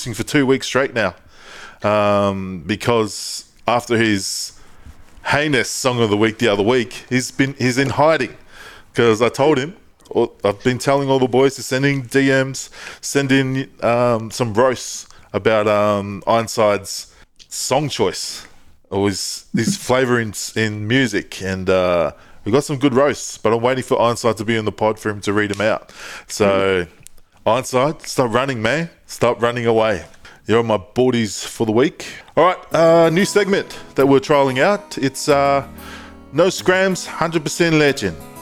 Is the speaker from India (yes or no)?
no; Australia; I grew up here in Australia